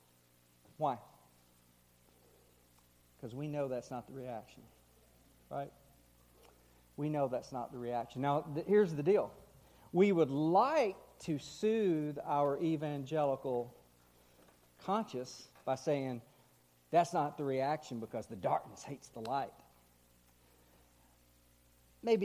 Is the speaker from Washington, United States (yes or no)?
no; Texas, United States; also born or lived in Missouri / St. Louis; now in Kansas City, United States; I grew up in Texas.